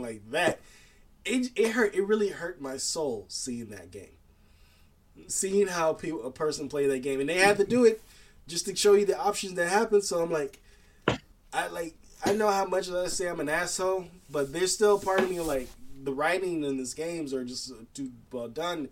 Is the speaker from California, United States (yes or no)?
yes; Los Angeles, California, United States; This is my home state, and this is my city